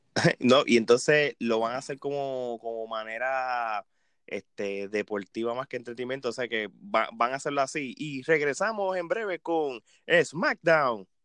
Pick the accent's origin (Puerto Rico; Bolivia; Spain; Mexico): Puerto Rico; yo como puertorriqueño